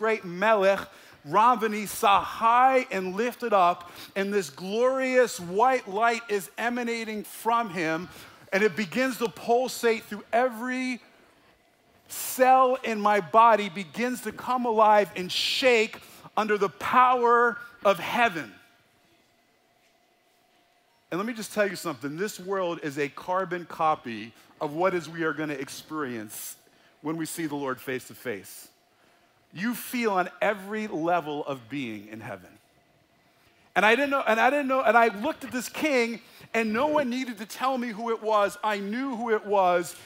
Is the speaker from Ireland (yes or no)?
no; United States; I grew up in the Holy Land, New Jersey, New York area, where there were more Jews than in Jerusalem